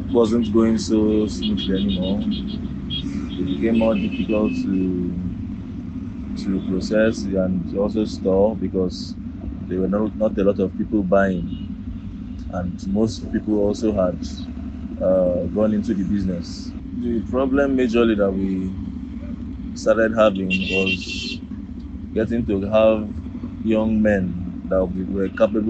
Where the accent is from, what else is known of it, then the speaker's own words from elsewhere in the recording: Ubakala, Abia, Nigeria; I'm from Abia State, Ubakala in Abia State.